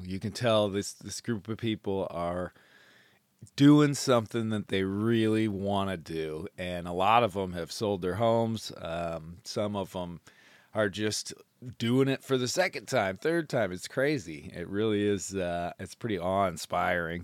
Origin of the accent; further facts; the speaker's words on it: Michigan, United States; also born or lived in Maine; I'm from Michigan